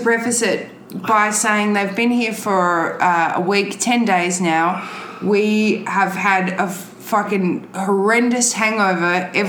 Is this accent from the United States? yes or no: no; Adelaide, South Australia, Australia; moved away; I was also born and raised in Adelaide. Sometimes called Radelaide.